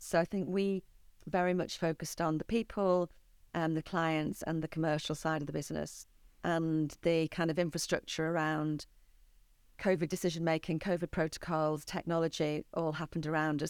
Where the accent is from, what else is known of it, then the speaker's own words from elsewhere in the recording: St Helens, North West England, United Kingdom; I grew up in Saint Helens